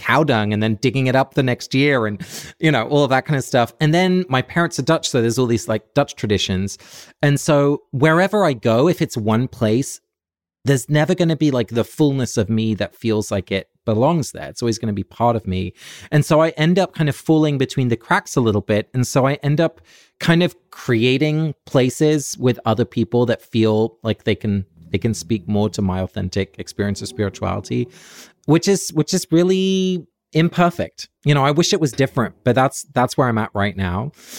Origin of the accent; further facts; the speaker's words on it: England, United Kingdom; Like I grew up in England, so there's always going to be a little Anglican kind of Church of England vibe